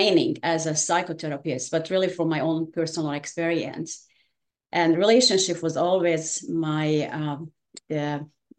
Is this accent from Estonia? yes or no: no; Hungary; English is a second language; moved away as an adult; now in United States; I was born in Hungary.